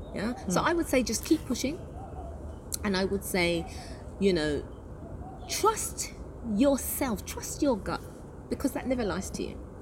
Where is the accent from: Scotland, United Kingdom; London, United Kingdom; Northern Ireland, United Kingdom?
London, United Kingdom; moved away as an adult; now in United Arab Emirates; I'm from the UK. I come from London.